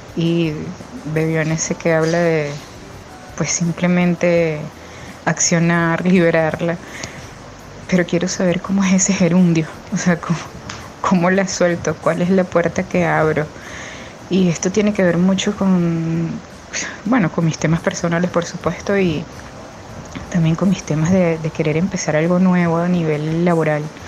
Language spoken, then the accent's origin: Spanish; Venezuela; now in Málaga, Spain; soy venezolana viviendo en España, Málaga